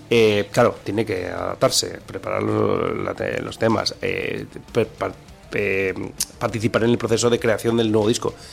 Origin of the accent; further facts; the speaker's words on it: Bilbao, Basque Country, Spain; yo soy aquí, de Bilbao toda la vida